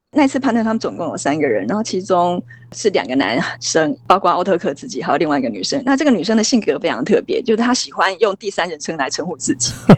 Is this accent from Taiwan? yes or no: yes; Taiwan; 我们台湾人